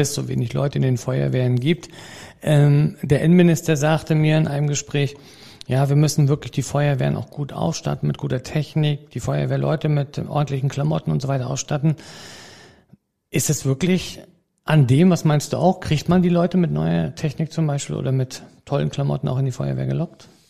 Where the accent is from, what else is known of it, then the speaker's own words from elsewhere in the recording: Mecklenburg-Vorpommern, Germany; bei uns in Mecklenburg-Vorpommern